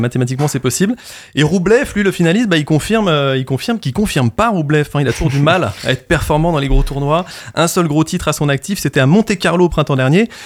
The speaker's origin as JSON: {"language": "French", "region": "Normandy", "country": "France", "said": "on est normand et fier de l'être"}